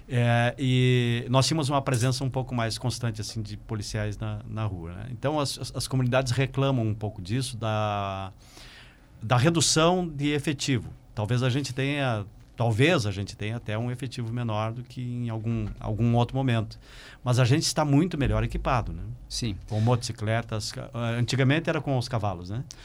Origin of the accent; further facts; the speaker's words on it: Passo Fundo, Rio Grande do Sul, Brazil; eu nasci em Passo Fundo exatamente porque meu pai veio prestar serviço aqui